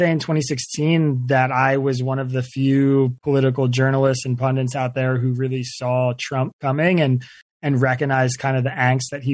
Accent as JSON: {"language": "English", "area": "Bucks County", "region": "Pennsylvania", "country": "United States", "tie": "born or raised there", "said": "I grew up in Bucks County, Pennsylvania"}